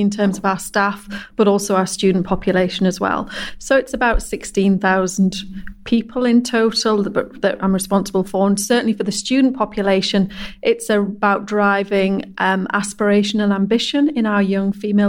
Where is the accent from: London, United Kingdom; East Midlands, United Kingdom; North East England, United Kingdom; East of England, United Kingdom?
North East England, United Kingdom; Guisborough; also born or lived in Hexham, Northumberland; moved to Gisborough when I was 3 years old